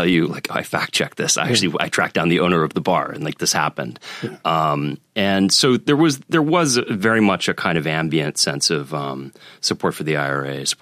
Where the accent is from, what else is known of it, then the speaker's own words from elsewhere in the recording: Boston, Massachusetts, United States; now in New York, United States; growing up Irish American in Boston